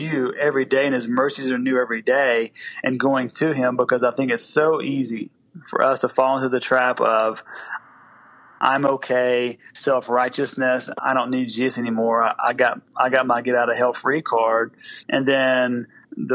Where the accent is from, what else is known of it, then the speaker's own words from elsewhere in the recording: the South, United States; because I'm from the South and we use all analogies for football.